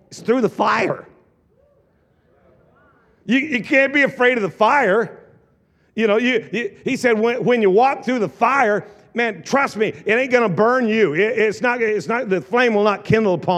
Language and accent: English; Southern Oregon, United States; now in Tri-Cities, United States; I am from the South, Oregon